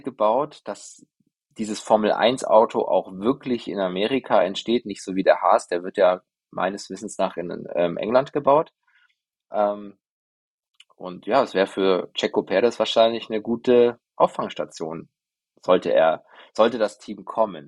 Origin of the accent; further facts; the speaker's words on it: Germany; als, als Deutsche